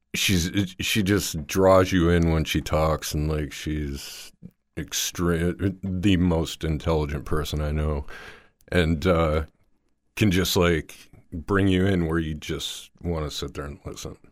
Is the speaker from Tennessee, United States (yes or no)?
no; Dearborn, Michigan, United States; Dearborn, Michigan